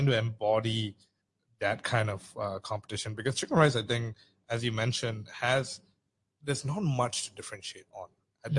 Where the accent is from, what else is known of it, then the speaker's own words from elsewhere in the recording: Singapore; as a Singaporean